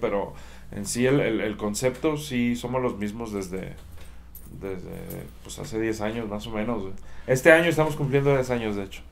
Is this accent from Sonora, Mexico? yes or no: no; Chihuahua, Mexico; soy de Chihuahua, Chihuahua